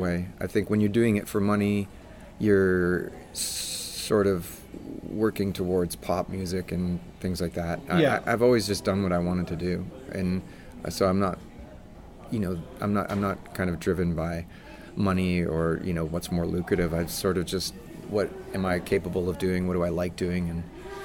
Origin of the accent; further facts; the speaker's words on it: Regina, Saskatchewan, Canada; also born or lived in Winnipeg; But we grew up in Regina, so we're really pretty close to Winnipeg